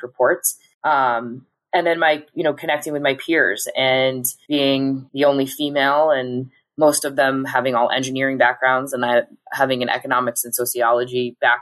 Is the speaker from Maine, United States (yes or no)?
yes; Auburn, Maine, United States; moved away as an adult; I grew up actually in Auburn, Maine